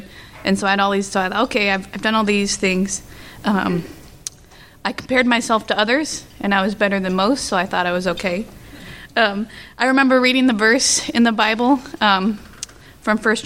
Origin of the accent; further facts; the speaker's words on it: California, United States; I was born and raised in California